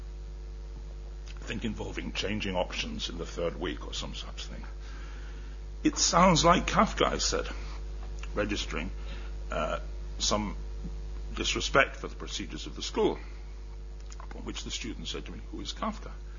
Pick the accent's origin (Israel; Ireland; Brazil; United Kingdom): Ireland; moved away; I was born and brought up in Ireland.